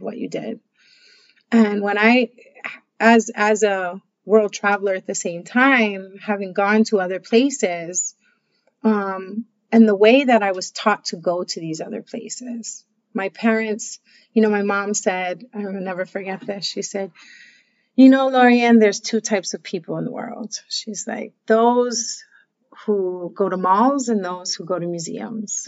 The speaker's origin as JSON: {"language": "English", "region": "Hawaii", "country": "United States", "tie": "born or raised there", "said": "having come from Hawaii and the, the the values and cultures that I was raised"}